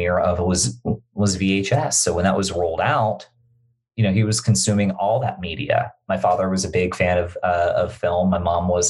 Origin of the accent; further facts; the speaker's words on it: Bermuda; growing up in Bermuda, we didn't have cable television